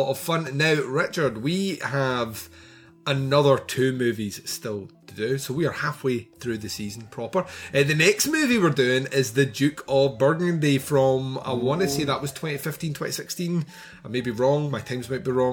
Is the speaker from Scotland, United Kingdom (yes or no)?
yes; Scotland, United Kingdom; I'm Scottish, and we all live in the Highlands apparently